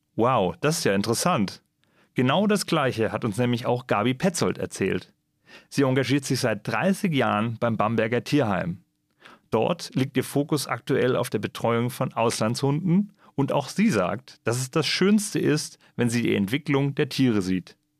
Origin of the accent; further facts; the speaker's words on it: Germany; bei uns in Deutschland